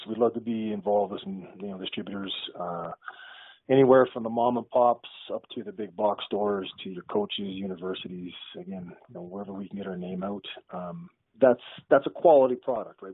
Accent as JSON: {"language": "English", "town": "Ottawa", "region": "Ontario", "country": "Canada", "tie": "born or raised there", "said": "I grew up in Ottawa, which is a government town, right?"}